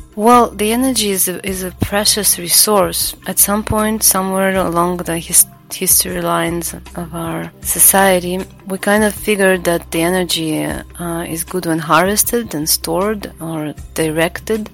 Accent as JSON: {"language": "English", "country": "Latvia", "tie": "born or raised there", "moved": "yes", "lives_now": "Bali, Indonesia", "said": "I was born in Latvia. I do not live there since uh, a long while. I live in Bali"}